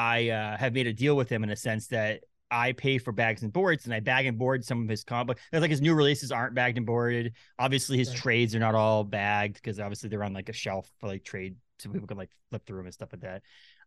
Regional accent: New England, United States; now in Maine, United States; I live in Maine. I'm from New England.

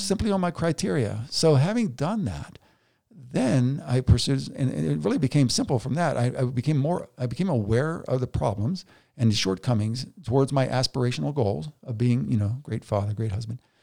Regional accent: United States; I'm an American

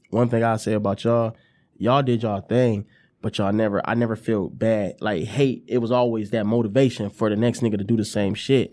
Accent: Ypsilanti, Michigan, United States; also born or lived in Detroit, Michigan; I'm from Ipsy, you know, I, I lived, you know, I went to Lincoln High School

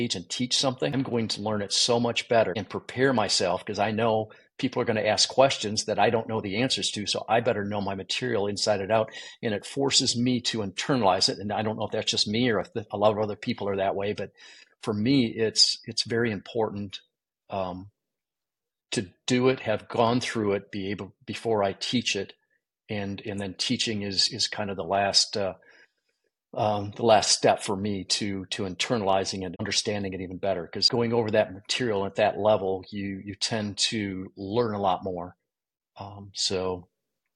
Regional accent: Michigan, United States; I grew up in Michigan

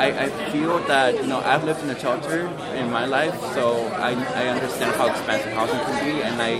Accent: San Diego, California, United States; moved away as an adult; now in Sacramento, United States; I'm from San Diego, and I came up here for the Sacramento State for college.

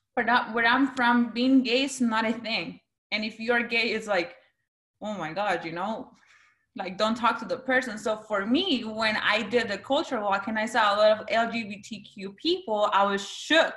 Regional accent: San Pedro Sula, Cortés, Honduras; first language Spanish; English is a second language; now in United States; I was born in San Pedro Sula, Honduras my first language is Spanish

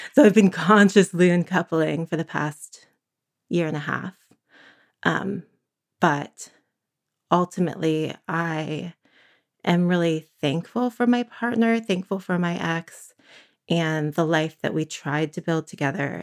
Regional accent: San Francisco, California, United States; also born or lived in Berkeley, California; now in Santa Cruz, United States; I was born in San Francisco in the early eighties.

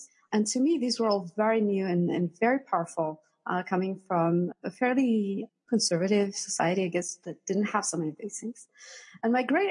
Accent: Athens, Attica, Greece; moved away as an adult; also born or lived in London; So I'm originally from Greece. I grew up in Athens.

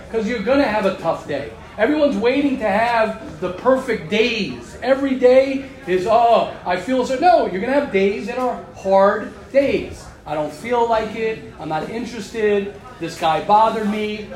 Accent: United States; moved away; I'm American

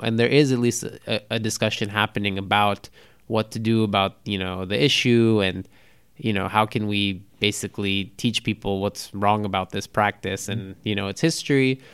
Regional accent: Los Angeles, California, United States; growing up in Los Angeles

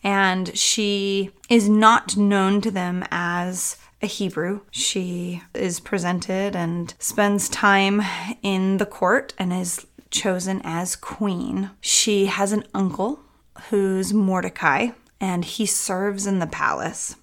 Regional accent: St. Louis, Missouri, United States; I grew up in St. Louis

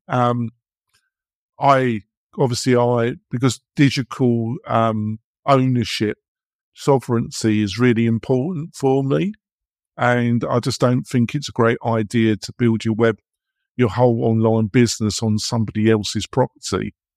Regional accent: England, United Kingdom; moved away as an adult; now in United States; I come from England. I've been living here almost twenty years

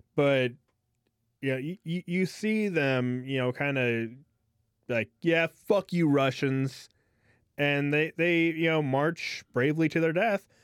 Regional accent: United States; as an American

